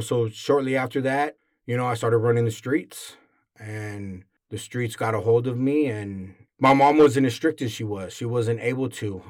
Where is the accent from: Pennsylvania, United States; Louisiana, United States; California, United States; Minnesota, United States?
California, United States; San Diego; I was born and raised here in San Diego, California